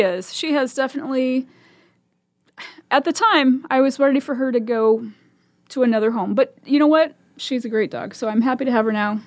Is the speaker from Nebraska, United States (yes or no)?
yes; Omaha, Nebraska, United States; also born or lived in Virginia Beach; I was born and raised in Omaha and went to Omaha Public Schools my whole life